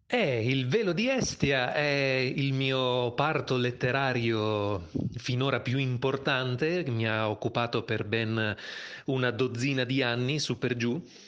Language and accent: Italian; Bologna, Emilia-Romagna, Italy; moved away as an adult; also born or lived in Rome; now in Milan, Italy; sono nato a Bologna nel lontano 1982, ma ormai vivo a Milano già da più di un decennio